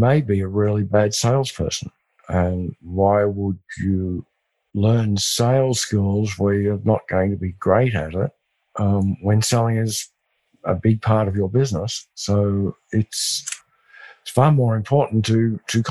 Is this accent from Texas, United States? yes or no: yes; West Texas, United States; accent: West Texas; my West Texas accent